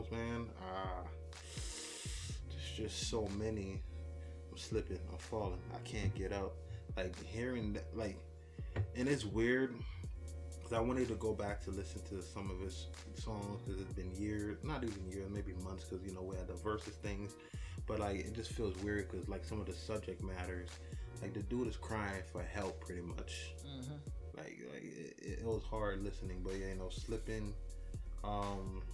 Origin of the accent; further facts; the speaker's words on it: New Jersey, United States; growing up in Jersey, you know, the brother, stepbrother of New York